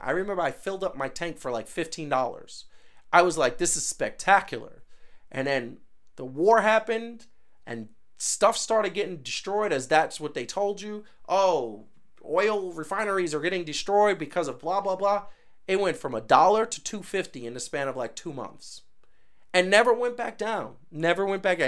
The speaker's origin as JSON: {"language": "English", "town": "New York City", "region": "New York", "country": "United States", "said": "I come from Brooklyn and Queens"}